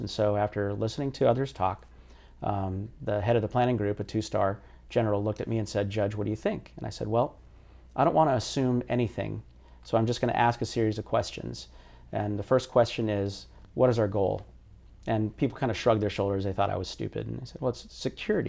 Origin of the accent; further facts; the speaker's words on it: United States; that experience as a Filipino American in a really largely homogenous, uh, neighborhood